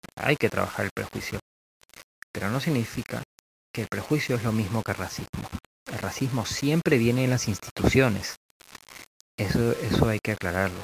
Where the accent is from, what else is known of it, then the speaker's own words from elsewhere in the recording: Peru; also born or lived in Lima; acá en mi país, ¿no? en Perú o en Lima